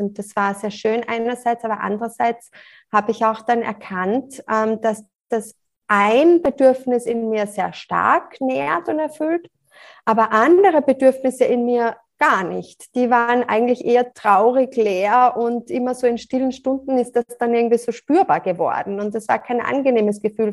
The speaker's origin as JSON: {"language": "German", "region": "Salzburg", "country": "Austria", "moved": "yes", "lives_now": "near Graz, Austria", "said": "Ich lebe in der Nähe von Graz, komme ursprünglich aus Salzburg"}